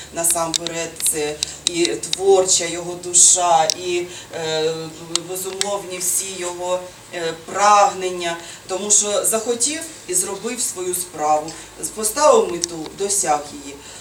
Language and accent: Ukrainian; Sumy, Sumy Oblast, Ukraine